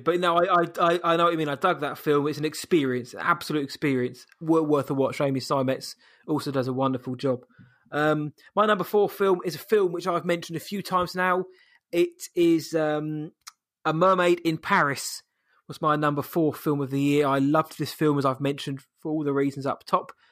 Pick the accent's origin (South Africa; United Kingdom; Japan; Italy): United Kingdom; I am British.